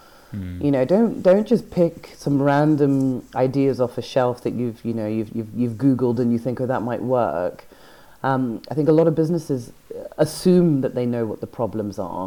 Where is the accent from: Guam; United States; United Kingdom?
United Kingdom; Edinburgh, Scotland; I grew up in Edinburgh